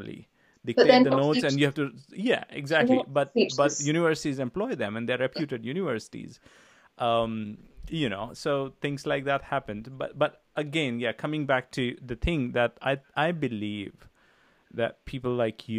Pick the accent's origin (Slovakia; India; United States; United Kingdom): India; moved away; I came from India, it was a foreign school